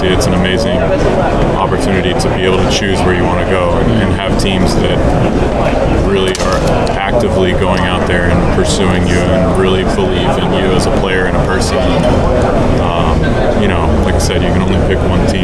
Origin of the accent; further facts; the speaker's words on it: Texas, United States; my hometown team